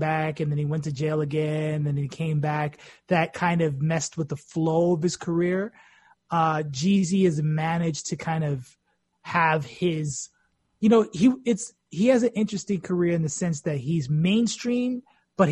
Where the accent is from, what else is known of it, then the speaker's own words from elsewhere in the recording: East Coast, United States; as an East Coast kid growing up, listening to, you know, East Coast radio